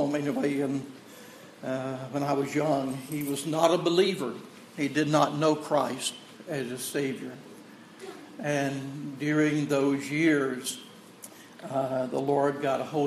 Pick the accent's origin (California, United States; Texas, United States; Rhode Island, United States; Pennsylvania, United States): Texas, United States; I'm from Texas, and that's the way I talk